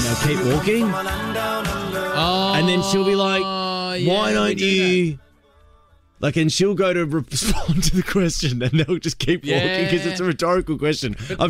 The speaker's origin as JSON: {"language": "English", "country": "Australia"}